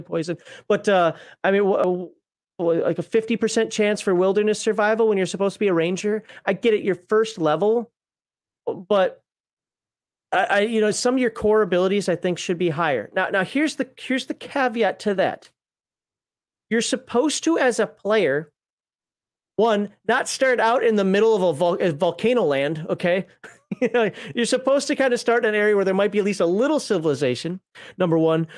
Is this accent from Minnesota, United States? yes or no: yes; Minnesota, United States; I'm from Minnesota